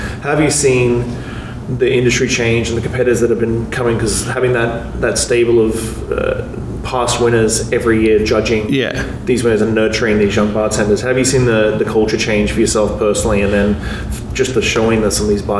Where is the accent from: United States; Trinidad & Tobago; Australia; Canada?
Canada; as Canadian bartenders up here